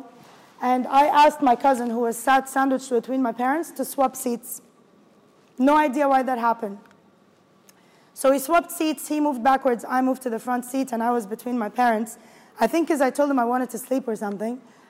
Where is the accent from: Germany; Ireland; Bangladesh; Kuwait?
Kuwait; moved away as an adult; also born or lived in Egypt; now in Dubai, United Arab Emirates; I grew up in Kuwait. I was born and raised in Kuwait, actually. Moved to Dubai in 2011 with work